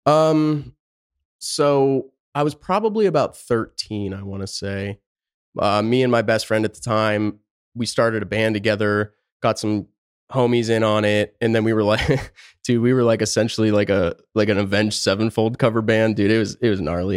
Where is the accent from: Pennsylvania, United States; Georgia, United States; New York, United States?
Pennsylvania, United States; moved away as an adult; also born or lived in Tucson, Arizona; now in Phoenix, United States; I born and raised just the middle of nowhere, top of a mountain, Pennsylvania, tiny town